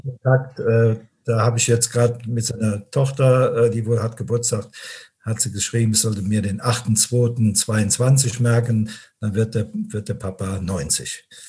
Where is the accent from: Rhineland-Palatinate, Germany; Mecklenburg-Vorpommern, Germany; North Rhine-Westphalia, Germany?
Rhineland-Palatinate, Germany; Binningen; ich lebe also nach wie vor äh, in meinem Heimatort in Binningen, das ist in der Eifel.